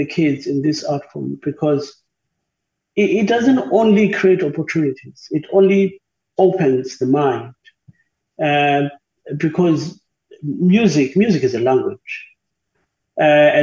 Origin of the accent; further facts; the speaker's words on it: South Africa; we don't have a lot of work in South Africa when it comes to opera.